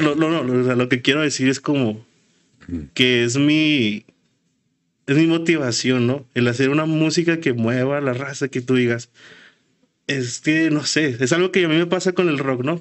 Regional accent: Ciudad Juárez, Chihuahua, Mexico; venimos de Juárez

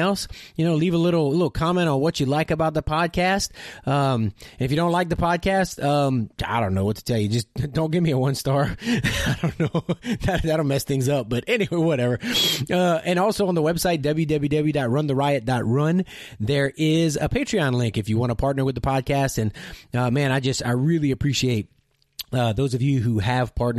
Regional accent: Louisiana, United States; I'm from Louisiana

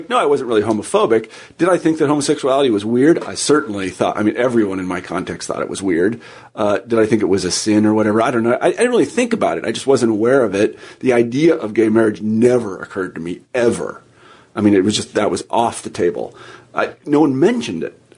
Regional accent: Midwest, United States; I'm from the Midwest and this was kind of a conservative place. And I went to school in Iowa

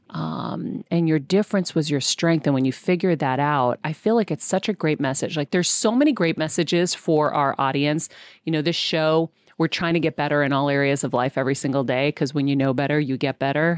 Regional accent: Massachusetts, United States; my home state of Massachusetts

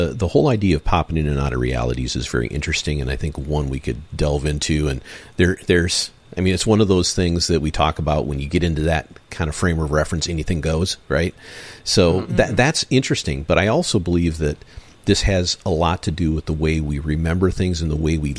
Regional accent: Michigan, United States; I grew up in Michigan.

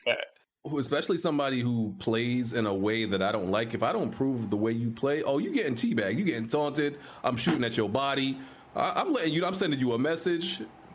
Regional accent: New York, United States; I'm from New York

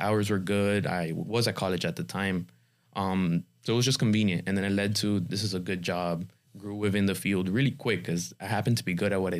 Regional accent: Miami, Florida, United States; also born or lived in Cuba; nice to meet you. 24 years old, born and raised, well, born in Cuba, raised in Miami. I came when I was 4 years old, but I live, breathe, bleed in Miami.

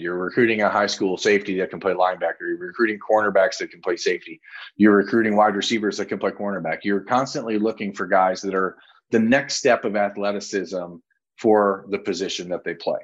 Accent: Toledo, Ohio, United States; I grew up in Toledo.

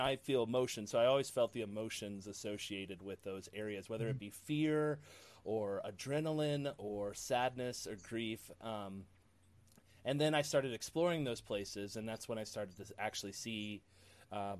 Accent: Ohio, United States; I grew up in Ohio, really close to the Underground Railroad.

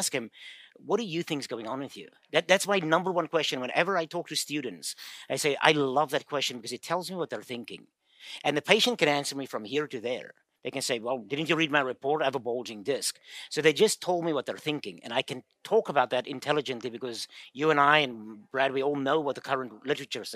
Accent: South Africa; moved away as an adult; now in United States; I'm from South Africa. I had a funny accent.

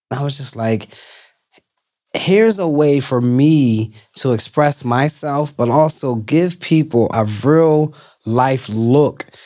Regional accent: Philadelphia, Pennsylvania, United States; growing up in North Philly by Temple's campus

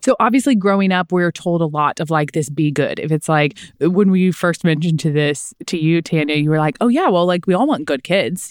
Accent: Kansas City, Missouri, United States; We're from Kansas City

